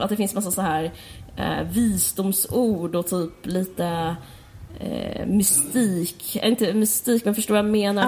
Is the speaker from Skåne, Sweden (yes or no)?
yes; Skåne, Sweden; also born or lived in Stockholm; både du och jag är uppvuxna på Österlen